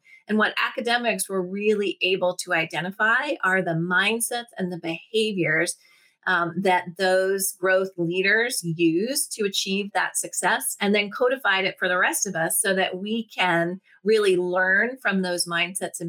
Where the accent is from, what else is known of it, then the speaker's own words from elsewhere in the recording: Washington, District of Columbia, United States; I was raised in Washington, D.C., started my career in politics